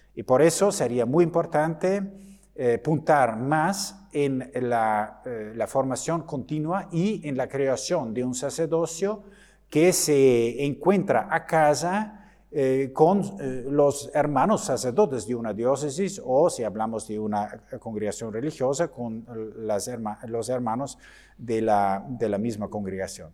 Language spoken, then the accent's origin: Spanish; Germany; Spanish is a second language; en mi país, en Alemania